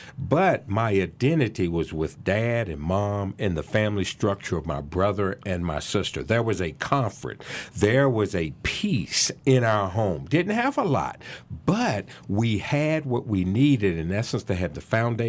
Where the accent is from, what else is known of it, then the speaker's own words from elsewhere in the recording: Salem, Virginia, United States; I grew up in Salem, Virginia, a suburb of Roanoke, believe it or not.